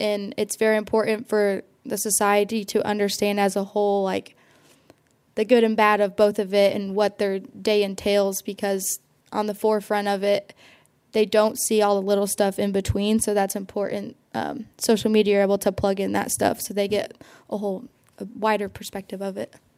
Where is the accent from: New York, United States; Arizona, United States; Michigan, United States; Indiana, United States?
Indiana, United States; Seymour; I'm from Seymour, Indiana, so hometown of John Mellencamp